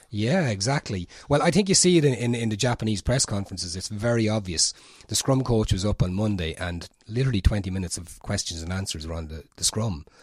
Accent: Portlaoise, Ireland; I'm from Port Leash

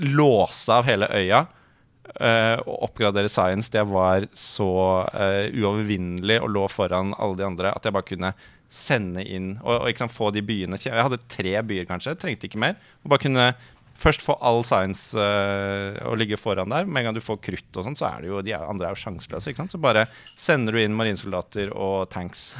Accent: Oslo, Norway; Jeg er fra Ullern

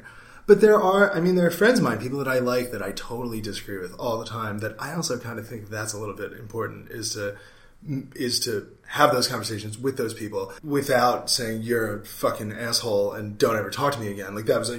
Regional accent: Lancaster, Pennsylvania, United States; I am from Lancaster, Pennsylvania.

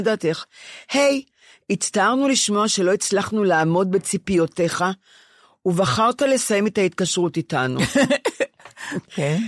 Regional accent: Ramat Gan, Tel Aviv District, Israel; אני רמת גנית.

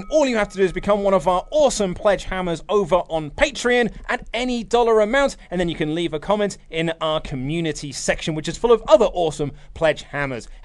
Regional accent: Germany; Because it might just be a cultural thing since I'm from Germany, and you know we have a bit of history when it comes to that kind of stuff.

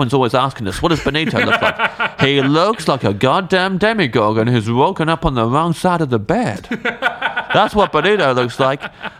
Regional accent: England, United Kingdom; We're just both from England.

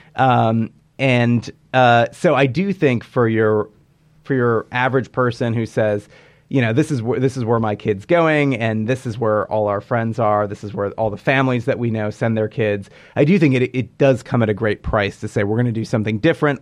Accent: Hillsdale County, Michigan, United States; moved away; I grew up in Hillsdale County

